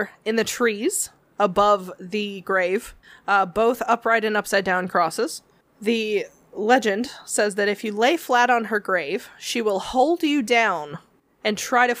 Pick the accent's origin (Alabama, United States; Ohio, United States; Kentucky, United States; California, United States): Kentucky, United States; Louisville; I'm from Louisville. It's a beautiful day, and we thought we would visit Marion.